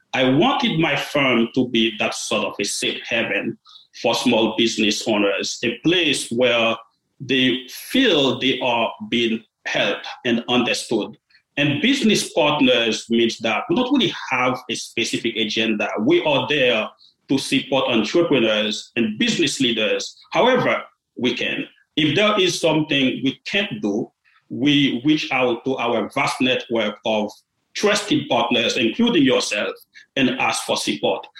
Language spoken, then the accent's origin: English; Port-au-Prince, Ouest, Haiti; moved away; I was born in Haiti. I grew up in a small and modest family in Port-au-Prince.